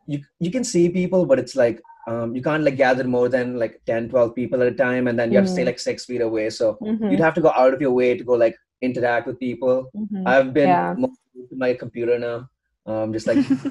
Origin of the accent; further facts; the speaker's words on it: Bangalore, Karnataka, India; moved away as an adult; now in Notre Dame, United States; So I'm from India. I'm from Bangalore, okay. India.